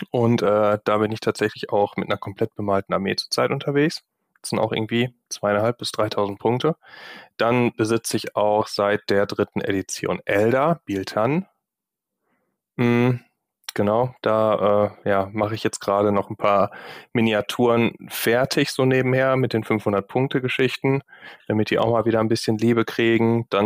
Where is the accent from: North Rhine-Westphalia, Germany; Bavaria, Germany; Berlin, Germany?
North Rhine-Westphalia, Germany; Gladbeck; now in Düsseldorf, Germany; Düsseldorf sitze, auch gar nicht alles, was ich habe, hier ist, sondern auch noch in Gladbeck, in meiner Heimatstadt.